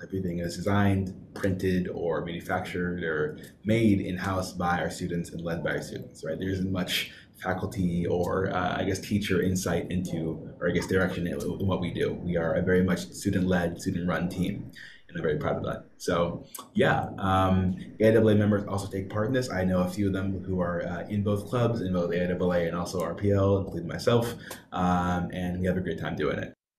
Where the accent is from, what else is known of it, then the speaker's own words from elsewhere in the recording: Seattle, Washington, United States; moved away as an adult; now in Los Angeles, United States; I'm also from Seattle